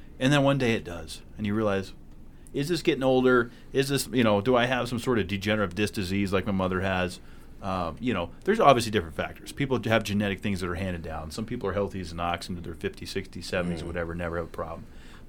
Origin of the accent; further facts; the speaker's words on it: New Hampshire, United States; You know, I grew up on Lake Winnipesaukee, New Hampshire's most beautiful lake.